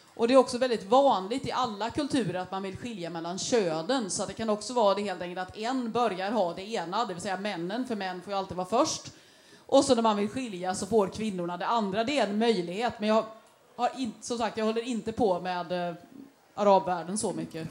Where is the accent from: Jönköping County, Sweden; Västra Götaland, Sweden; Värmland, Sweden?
Västra Götaland, Sweden; Gothenburg; vi som göteborgare